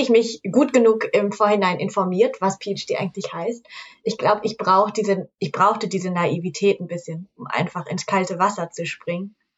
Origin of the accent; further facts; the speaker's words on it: Hamburg, Germany; accent: Hamburger Dialekt; ich komme aus Hamburg und äh, andere Leute würden mir schon sagen, dass ich einen Dialekt habe. Vielleicht einen Hamburger Dialekt